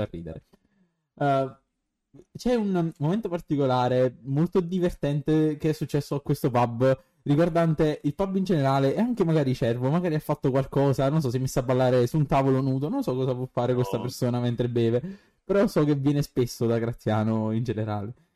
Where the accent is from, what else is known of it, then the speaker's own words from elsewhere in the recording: Naples, Campania, Italy; sono napoletano